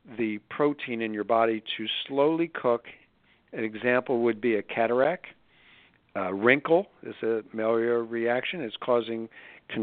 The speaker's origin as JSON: {"language": "English", "town": "Philadelphia", "region": "Pennsylvania", "country": "United States", "moved": "yes", "lives_now": "Scottsdale, United States", "said": "I'm from Philly"}